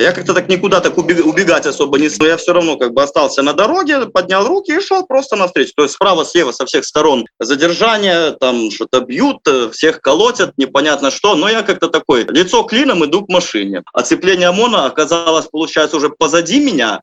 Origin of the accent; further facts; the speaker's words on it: Belarus; moved away as an adult; Я там родился, вырос, получил образование